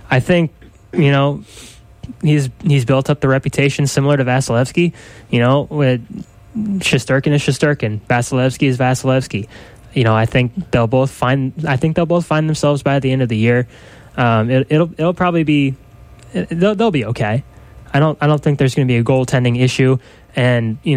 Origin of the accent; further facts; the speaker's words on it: Florida, United States; I mean, I'm from Florida.